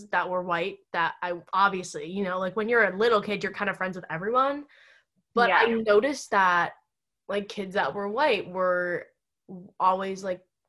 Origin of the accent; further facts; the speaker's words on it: United States; I was born in America